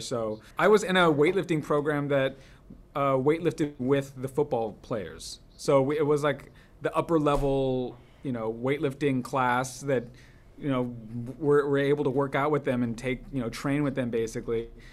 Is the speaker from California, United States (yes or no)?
yes; Los Angeles, California, United States; have it be my hometown